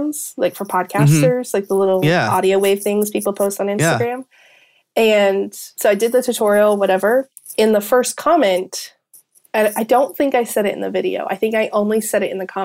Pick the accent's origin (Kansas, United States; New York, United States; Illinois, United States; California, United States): Kansas, United States; now in Georgia, United States; originally from Kansas, but I live in Georgia